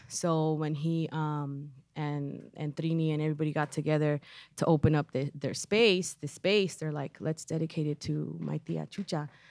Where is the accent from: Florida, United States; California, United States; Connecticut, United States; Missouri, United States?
California, United States; Los Angeles; I'm from Pacoima. I've always lived in Pacoima. Um, we moved there when I was three.